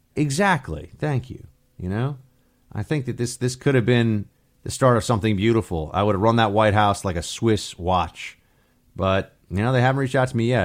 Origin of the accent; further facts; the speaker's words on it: New York, United States; I grew up in New York